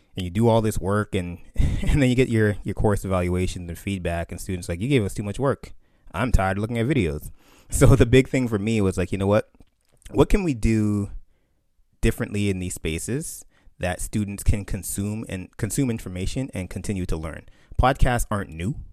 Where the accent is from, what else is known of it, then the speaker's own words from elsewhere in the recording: Canada; My family's from Barbados, you know, growing up in Canada